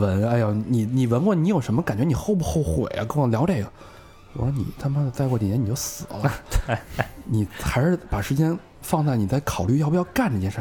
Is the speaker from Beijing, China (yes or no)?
yes; Beijing, China; 尤其是对咱们 北京人来说更有这个特别，特别重要的一点